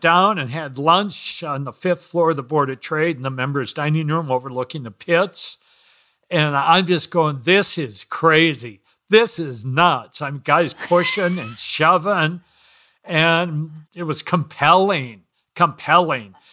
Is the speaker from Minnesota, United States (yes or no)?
yes; Minneapolis, Minnesota, United States; moved away as an adult; also born or lived in Chicago / Evanston, Illinois; grew up in Minneapolis, ended up going to the University of Minnesota